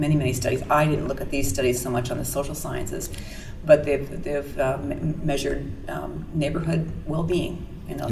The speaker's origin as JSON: {"language": "English", "region": "Washington", "country": "United States", "moved": "yes", "said": "I'm from Washington State originally, and I'd been gone for a few decades, moved back"}